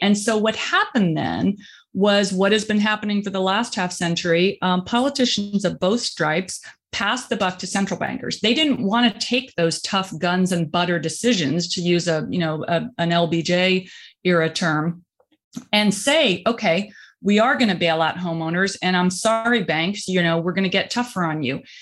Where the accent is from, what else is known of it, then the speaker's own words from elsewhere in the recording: rural Indiana, United States; moved away; I'm from Indi-, rural Indiana